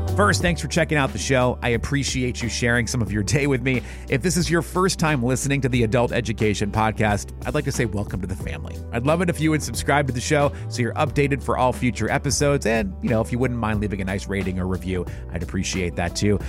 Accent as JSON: {"language": "English", "region": "New Hampshire", "country": "United States", "tie": "born or raised there", "said": "my own growing up in New Hampshire in the 90s"}